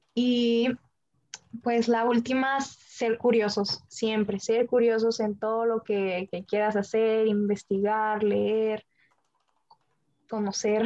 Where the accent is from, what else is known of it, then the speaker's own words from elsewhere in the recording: Baja California, Mexico; siendo mexicana, siendo de aquí de Baja California